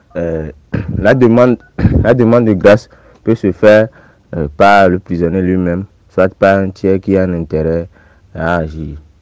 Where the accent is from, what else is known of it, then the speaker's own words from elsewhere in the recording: Togo; je suis togolais